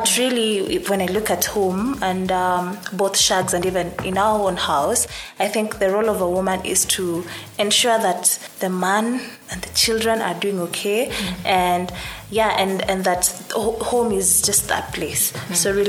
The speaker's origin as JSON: {"language": "English", "region": "Kalenjin", "country": "Kenya", "said": "I come from the Kalenjin community."}